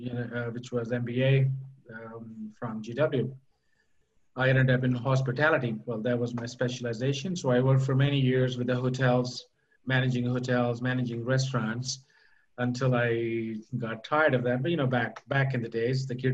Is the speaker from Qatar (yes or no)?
yes; Doha, Qatar; also born or lived in Pakistan / United States; now in Querétaro, Mexico; I'm from Pakistan, but I was not born there. I was born in Doha, in Qatar. And, you know, my parents were from Pakistan, and I moved away from the Middle East, I should say, a while back, about 35 years